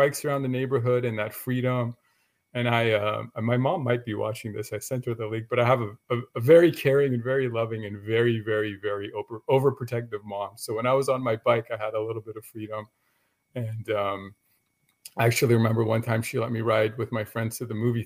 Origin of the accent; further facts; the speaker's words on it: Los Angeles, California, United States; I grew up in LA in the San Fernando Valley